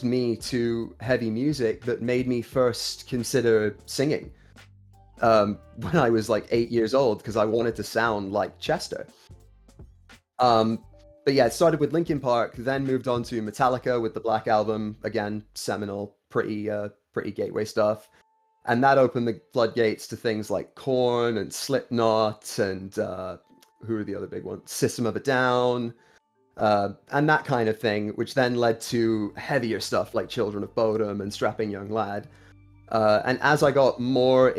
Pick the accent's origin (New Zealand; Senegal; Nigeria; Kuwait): Kuwait; moved away as an adult; now in United Kingdom; Born and raised in Kuwait, lived there 19 years, moved here in 2011, here being the UK